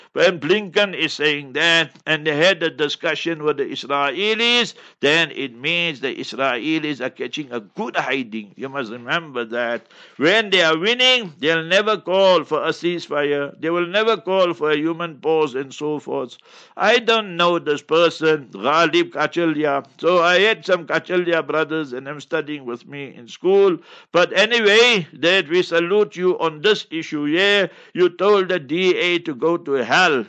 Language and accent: English; Heidelberg, Gauteng, South Africa; moved away; I personally will be in Heidelberg, my hometown, mashallah. And that is where I sp-, I was born and spread my initial years.